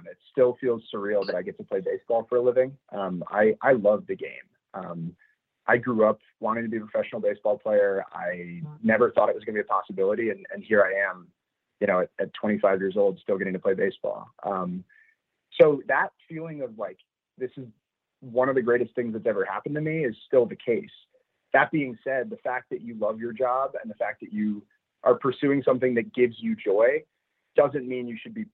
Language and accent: English; Madison, Wisconsin, United States; Yeah, so I was born and raised in Madison, Wisconsin. Um, grew up there